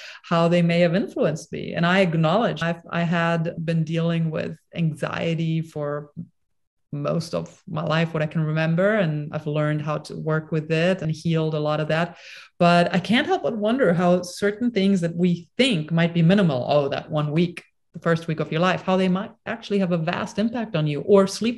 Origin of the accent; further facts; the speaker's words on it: Bonn, North Rhine-Westphalia, Germany; I was born in Bonn, Germany at a hospital.